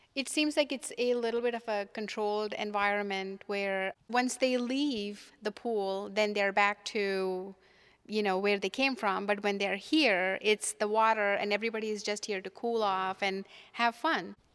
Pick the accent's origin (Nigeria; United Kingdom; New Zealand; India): India; moved away as an adult; now in United States; I'm from India originally, and when I was growing up in India